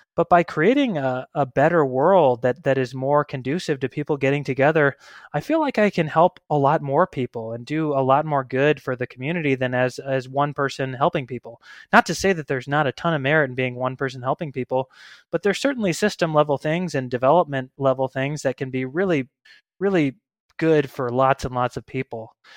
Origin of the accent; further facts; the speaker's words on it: Missouri, United States; moved away as an adult; also born or lived in Denver, Colorado; now in Boise, United States; I'm from Missouri originally, but I lived in Denver for about ten years before I got to Boise, Idaho, about five years ago